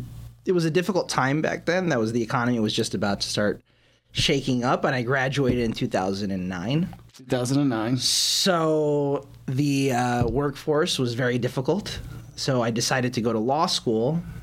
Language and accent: English; New York City, New York, United States; moved away as an adult; also born or lived in Los Angeles, California; now in Las Vegas, United States; I'm originally from New York, Flushing, Queens.